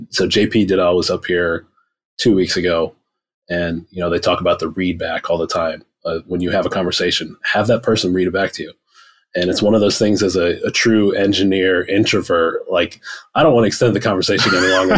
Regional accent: Rust Belt, Midwest, United States; I grew up in the Rust Belt. So I saw the same thing in the 90s, factories, shut down across the entire state, across the entire Midwest

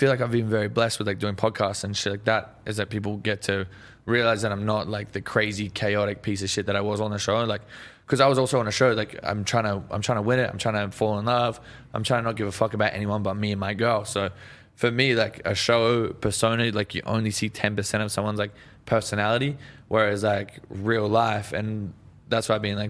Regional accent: Australia; Yeah, no, that's the thing. Like, I feel like we're stuck in the 80s back in Australia.

